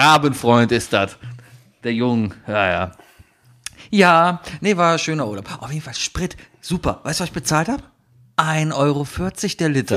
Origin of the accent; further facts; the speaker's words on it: Germany; als Deutscher